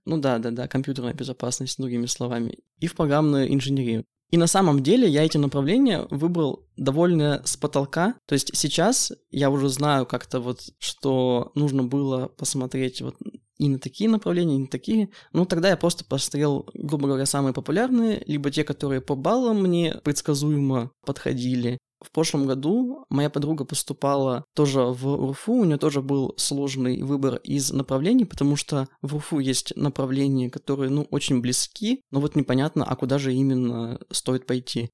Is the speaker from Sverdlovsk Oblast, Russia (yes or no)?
yes; Yekaterinburg, Sverdlovsk Oblast, Russia; решил остаться в родном городе.